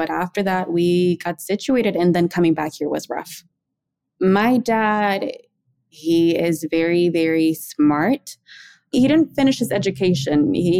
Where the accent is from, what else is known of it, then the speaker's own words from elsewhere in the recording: Maryland, United States; also born or lived in Mexico; I was born here in Maryland, and in my household growing up, we called mom and dad mama y papa. We moved to Mexico when I was six, came back to the United States when I was 14.